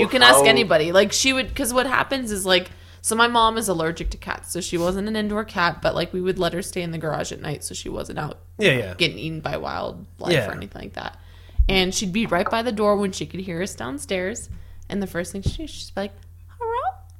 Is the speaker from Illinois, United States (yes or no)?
no; California, United States; moved away; I'm originally from California